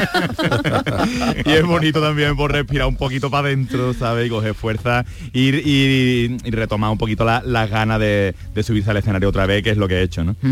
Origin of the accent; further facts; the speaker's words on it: Andalusia, Spain; yo soy andaluz